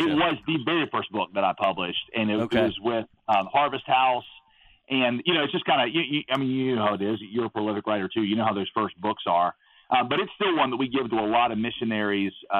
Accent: United States; also born or lived in Southeast Asia; when you are raised as American

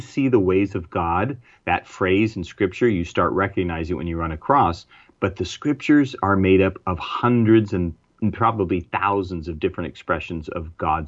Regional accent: United States; There's certain things as an American that I do things and think things.

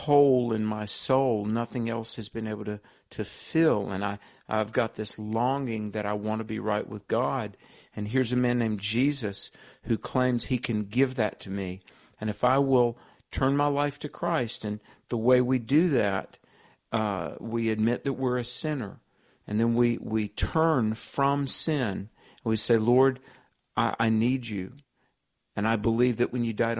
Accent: the Bible Belt of the South, United States; I grew up in the Bible Belt of the South

